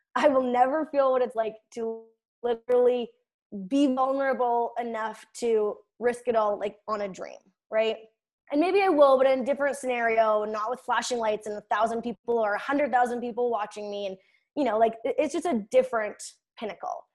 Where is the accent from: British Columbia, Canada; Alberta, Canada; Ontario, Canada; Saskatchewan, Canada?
Saskatchewan, Canada; Kennedy; I'm from Kennedy, Saskatchewan.